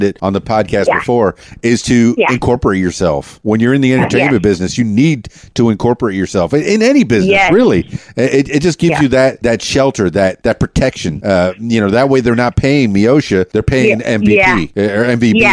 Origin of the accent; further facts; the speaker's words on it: Miami, Florida, United States; I'm half Cuban from Miami